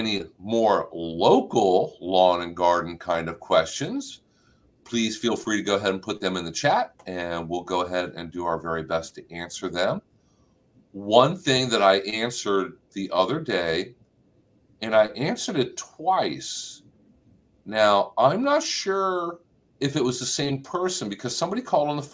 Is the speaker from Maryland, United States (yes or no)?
yes; Maryland, United States; now in Florida, United States; When I was a kid growing up in Maryland